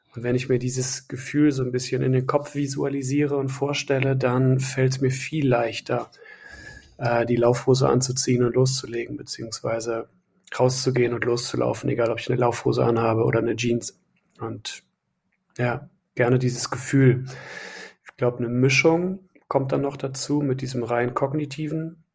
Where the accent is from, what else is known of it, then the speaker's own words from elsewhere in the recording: Wiehl / Nümbrecht, North Rhine-Westphalia, Germany; meine Heimat. Wiel Nümbrecht